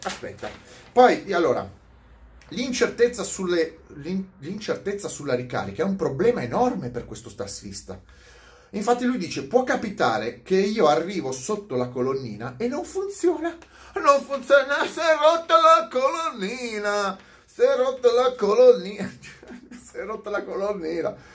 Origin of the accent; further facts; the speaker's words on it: Milan, Lombardy, Italy; sono milanese